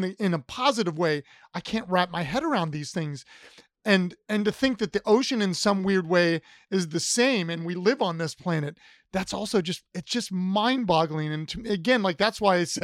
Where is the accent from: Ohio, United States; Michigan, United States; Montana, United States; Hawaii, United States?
Ohio, United States; I grew up in Ohio